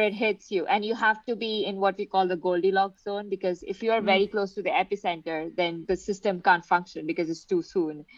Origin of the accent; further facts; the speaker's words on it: India; I am from India, so I lived next to Himalayas